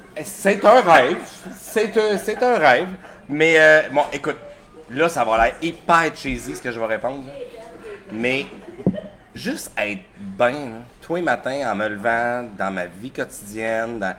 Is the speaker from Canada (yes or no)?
yes; Sorel-Tracy, Quebec, Canada; also born or lived in Sept-Îles (birthplace, ASR unclear); J'ai déménagé dans le coin de Sorel-Tracé à 8 ans